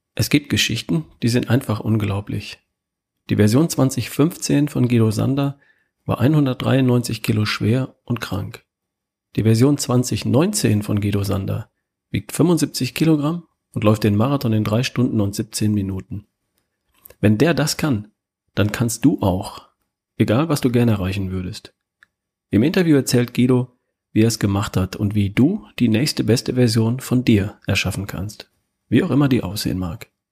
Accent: Herford, North Rhine-Westphalia, Germany; accent: North German; now in Baden-Württemberg, Germany; Ich bin aus Ostwestfalen, aus der Ecke Wo Herford, Bielefeld. Das ist äh, Kreis Herford ja. bin ich geboren.

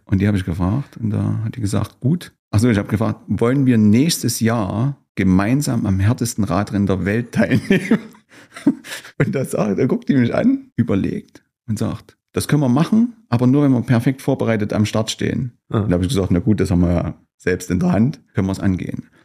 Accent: Gera, Thuringia, Germany; also born or lived in Weida; ich bin letztlich Gärer bin aufgewachsen in Gera

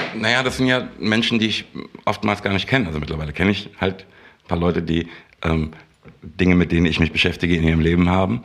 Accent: Frankfurt, Hesse, Germany; ich komme aus der Röhlermer Landstraße

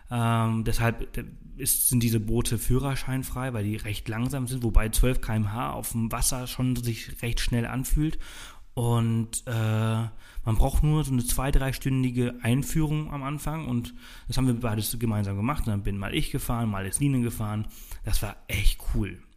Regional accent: Balearic Islands, Spain; Ich komme aus Mallorca. Ich, ich liebe die Wellen. Auf Mallorca haben wir sie zwar nicht

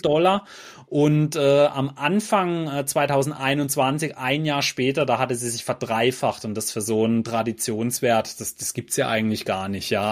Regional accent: Germany; bei uns in Deutschland

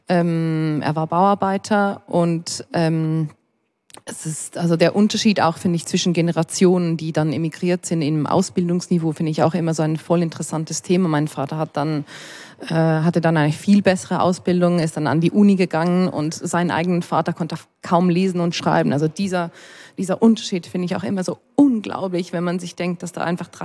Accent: Ticino, Switzerland; Also wir sind Tessiner, also Schweizer, und ihr seid Italiener, obwohl wir die gleiche Sprache sprechen.

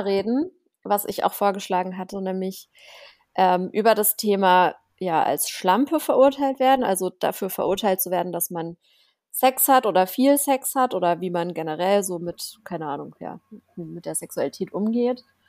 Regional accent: Offenburg, Baden-Württemberg, Germany; moved away; in meiner Heimatstadt, ich komme ja aus einem, also aus einer kleinen Stadt, das ist wie Offenburg heißt die, ne? Äh, zwischen Karlsruhe und Freiburg irgendwo

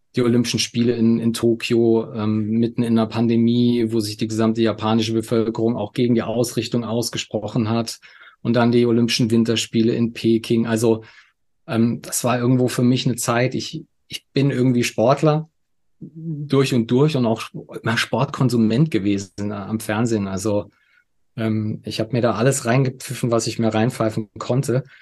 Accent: Saarland, Germany; moved away as an adult; now in Munich, Germany; Geboren bin ich im Saarland, ähm, lebe aber jetzt schon seit, seit über 15 Jahren in München

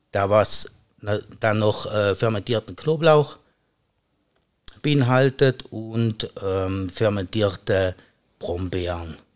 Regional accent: Trentino-Alto Adige, Italy; now in St. Gallen, Switzerland; Danach war ich wieder für circa acht Jahre im Südtirol, praktisch mein Heimatland.

